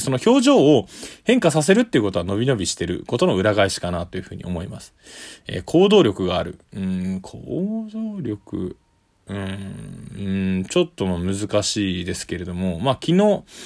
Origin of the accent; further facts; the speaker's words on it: Tokyo, Japan; 東京のですね、下町出身なんで、これはあの、酔い越しの金は持たないっていう江戸っ子の、え血が入ってるのかな